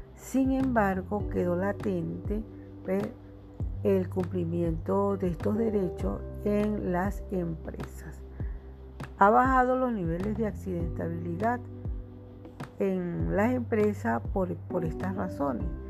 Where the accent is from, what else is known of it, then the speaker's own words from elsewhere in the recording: Venezuela; yo hablo eh, como, como venezolana